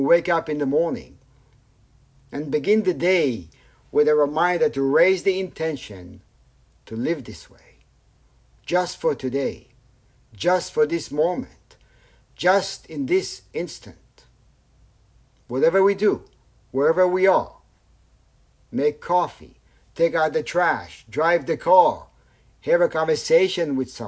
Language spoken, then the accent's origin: English; Tel Aviv, Tel Aviv District, Israel; I grew up in Tel Aviv